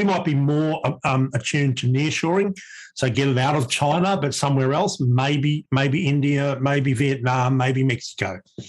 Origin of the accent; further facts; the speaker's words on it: Brisbane, Queensland, Australia; in my hometown in Brisbane